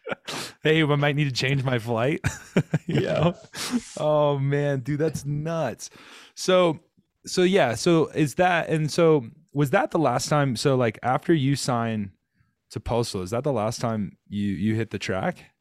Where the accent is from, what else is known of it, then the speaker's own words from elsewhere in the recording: Rock Hill, South Carolina, United States; I'm from Rock Hill, South Carolina, born and bred